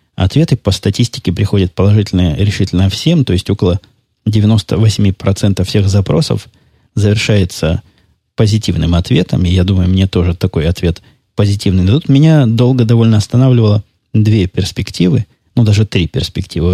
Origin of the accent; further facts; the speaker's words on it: Mariupol, Donetsk Oblast, Ukraine; first language Russian; moved away; я, напомню вам, долго жил в Донецкой области, в городе Мариуполе